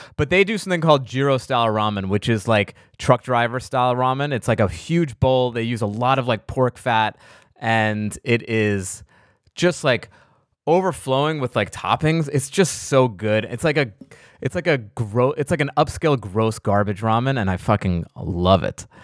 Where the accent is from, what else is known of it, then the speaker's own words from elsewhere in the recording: East Coast, United States; I'm from the East Coast